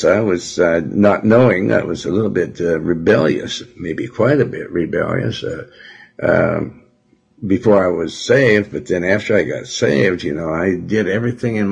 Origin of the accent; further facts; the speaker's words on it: Montana, United States; also born or lived in Joplin, Missouri / Cleveland / Houston; now in California, United States; I was raised around Montana, in Montana. Lived in Windham, Lewistown, Helena, Billings, Montana